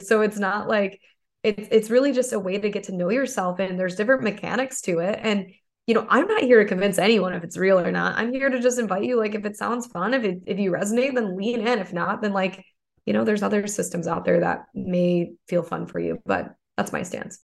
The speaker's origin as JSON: {"language": "English", "area": "suburb of Toledo", "region": "Michigan", "country": "United States", "moved": "yes", "said": "I'm actually from Toledo, Ohio, but I'm from a suburb in Michigan. It's like right on the border"}